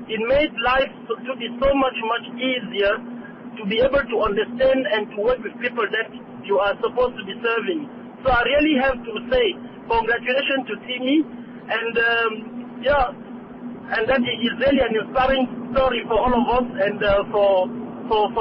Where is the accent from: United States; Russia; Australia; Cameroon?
Cameroon; moved away as an adult; now in Port Elizabeth, South Africa; I'm also from Cameroon. I'm a medical doctor in, uh, in Port Elizabeth